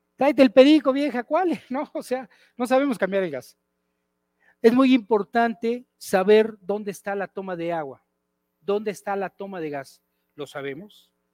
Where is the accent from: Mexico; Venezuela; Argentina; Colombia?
Mexico; Y así somos los mexicanos